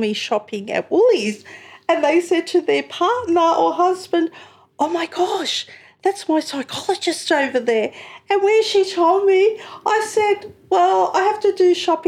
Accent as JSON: {"language": "English", "town": "Sydney", "region": "New South Wales", "country": "Australia", "tie": "born or raised there", "moved": "as an adult", "lives_now": "Wollongong, Australia", "said": "I was born, bred in Sydney. I came down here to go to university"}